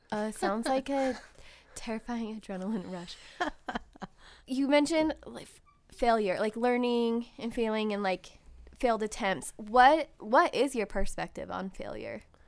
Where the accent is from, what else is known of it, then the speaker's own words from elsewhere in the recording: Ventura, California, United States; I was born in Ventura